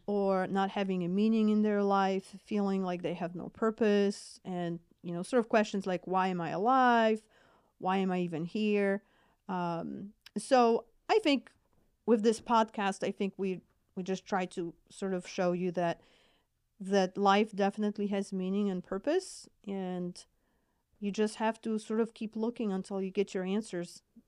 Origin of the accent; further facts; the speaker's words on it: Poland; accent: Polish; English is a second language; moved away; I'm originally from Poland, so hence my accent